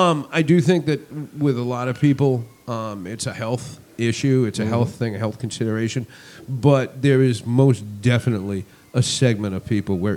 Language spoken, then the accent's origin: English; Massachusetts, United States; moved away; I'm originally from Massachusetts. I'm a masshole behind the wheel.